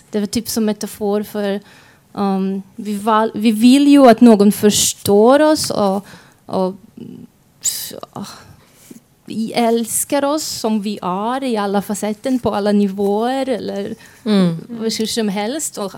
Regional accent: Croatia; kroater och alla farfar farfars var också kroater. De var inte där. Så, och vi alla flyttade runt mycket och gjorde fel saker och uppenbarligen jag pratade fel språk också.

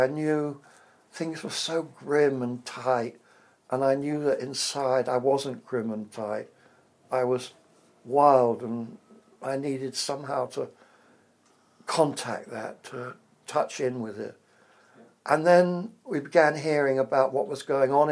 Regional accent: England, United Kingdom; accent: English; moved away as an adult; also born or lived in America; he liked my accent. An English accent

